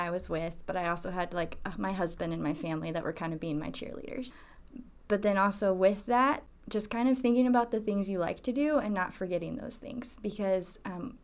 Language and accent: English; South Carolina, United States; moved away; I'm originally from South Carolina. I have a lot of pride for my home state